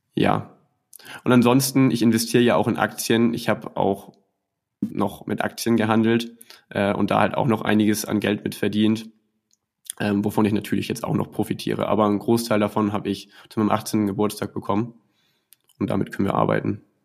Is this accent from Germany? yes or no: yes; Schleswig-Holstein, Germany; Ich komme aus Schleswig-Holstein